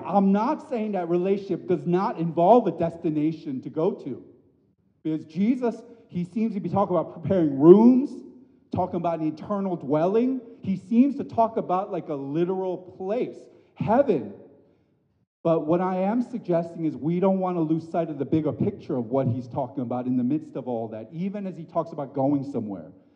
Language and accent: English; United States; an Asian American growing up in this country, born and bred